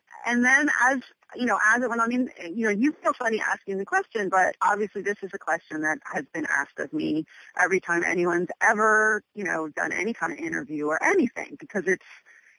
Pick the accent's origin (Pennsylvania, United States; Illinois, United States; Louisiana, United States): Pennsylvania, United States; moved away; also born or lived in Boston / New York City; growing up in Pennsylvania